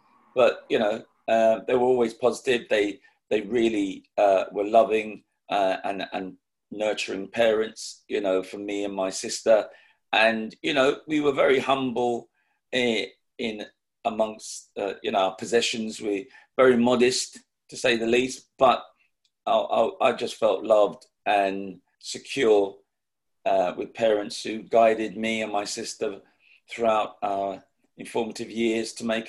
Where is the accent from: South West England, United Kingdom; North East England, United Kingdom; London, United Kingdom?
London, United Kingdom; being one of two children to Jamaican parents who came over in the Windrush generation in the 50s and settling in Islington, more of the southern part of Islington near King's Cross, Caledonia Road